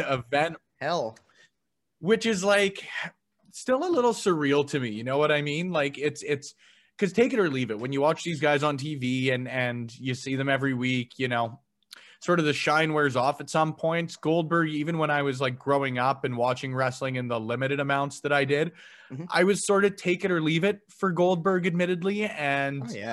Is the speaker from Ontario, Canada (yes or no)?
no; Edmonton, Alberta, Canada; growing up in Alberta